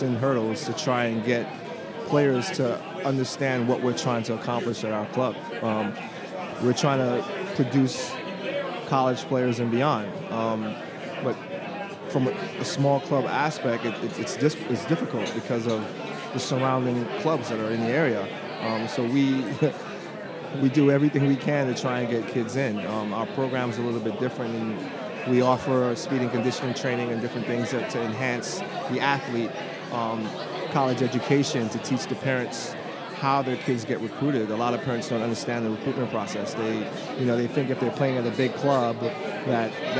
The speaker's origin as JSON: {"language": "English", "town": "New York City", "region": "New York", "country": "United States", "tie": "born or raised there", "also_born_or_lived": "Trinidad and Tobago / Maryland", "moved": "as an adult", "lives_now": "Seattle, United States", "said": "Raised in New York City, moved to Maryland when I had to go to college"}